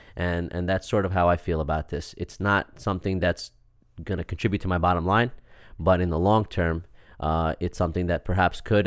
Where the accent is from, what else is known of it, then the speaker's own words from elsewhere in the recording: Syosset, New York, United States; also born or lived in Queens; I actually grew up in Syosset